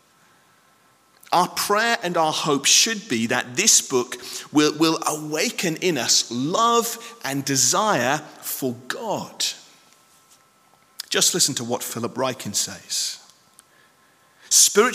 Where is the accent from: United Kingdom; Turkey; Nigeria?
United Kingdom; I know we're very British